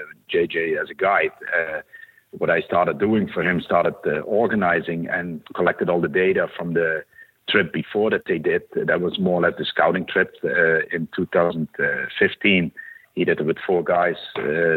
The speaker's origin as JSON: {"language": "English", "country": "Netherlands", "moved": "as an adult", "lives_now": "Renton, United States", "said": "I'm originated from the Netherlands, Europe. Came over to the U.S. in 99 for a brief job"}